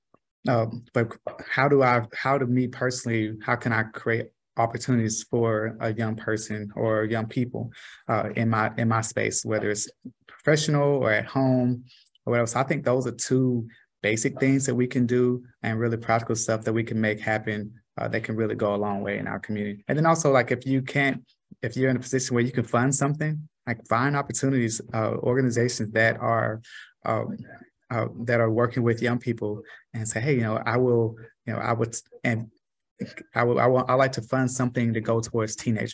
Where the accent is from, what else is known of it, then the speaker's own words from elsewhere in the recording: Los Angeles, California, United States; moved away as an adult; now in Tulsa, United States; I'm from South Central